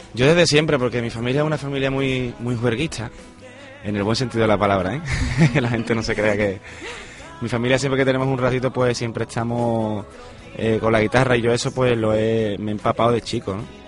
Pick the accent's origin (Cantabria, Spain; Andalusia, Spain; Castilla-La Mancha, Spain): Andalusia, Spain; Mairena; En mi tierra, en, mi pueblo, del cual lo llevo por bandera a todos lados